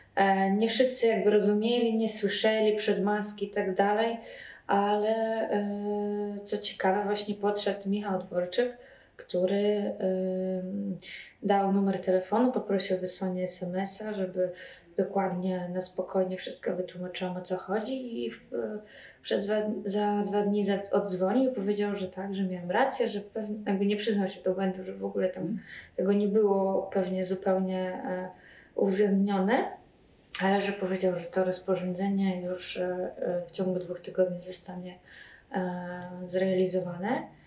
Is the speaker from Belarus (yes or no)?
yes; Belarus; now in Poland; ja jestem e, z Białorusi